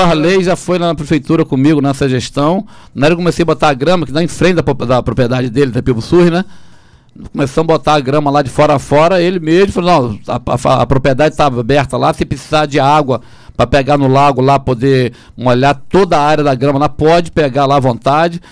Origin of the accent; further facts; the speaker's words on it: Macaé, Rio de Janeiro, Brazil; eu sou de Macaé, eu sou filho de Macaé